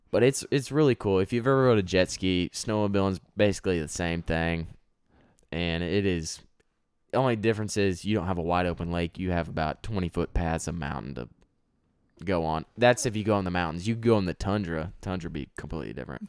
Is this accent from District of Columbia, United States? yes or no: no; Texas, United States; I'm from Texas